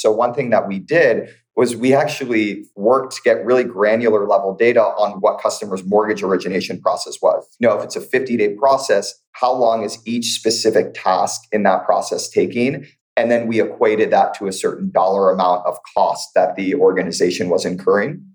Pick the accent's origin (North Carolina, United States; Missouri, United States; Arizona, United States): Missouri, United States; St. Louis; moved away as an adult; now in Bay Area, United States; I'm born and raised in St. Louis, Missouri, migrated out to the Bay Area over a decade ago for school.